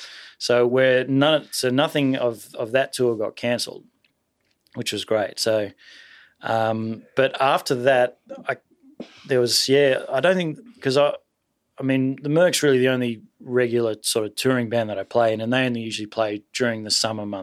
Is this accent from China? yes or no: no; Sydney, New South Wales, Australia; also born or lived in Taree; I was born in Taree, which is sort of, you know, northish New South Wales, you know. But been living in Sydney since I was six or seven. Mm-hmm. Yeah. So I guess I'm really a Sydney boy.